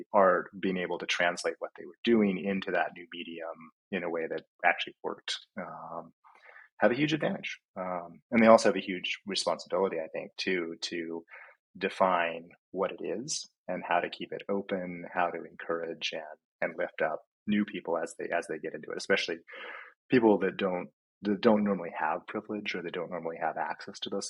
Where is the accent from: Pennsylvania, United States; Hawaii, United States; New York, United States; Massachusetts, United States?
Hawaii, United States; now in Washington, United States; I grew up in Hawaii and I grew up surfing.